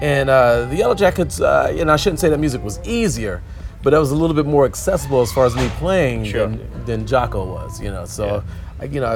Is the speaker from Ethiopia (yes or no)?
no; Akron, Ohio, United States; born or raised there